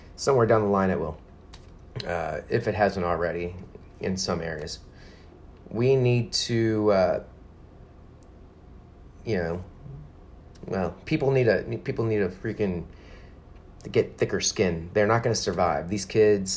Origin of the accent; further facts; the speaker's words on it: San Antonio, Texas, United States; also born or lived in Germany; I was born and raised in Texas, in San Antonio. I grew up here